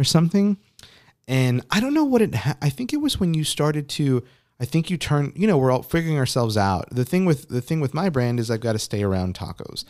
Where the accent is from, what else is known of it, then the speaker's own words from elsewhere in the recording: Texas, United States; we're from Texas